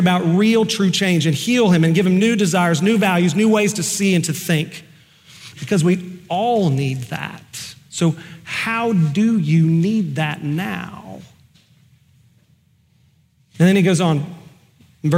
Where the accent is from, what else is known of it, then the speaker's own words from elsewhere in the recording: Oklahoma, United States; I'm just from Oklahoma.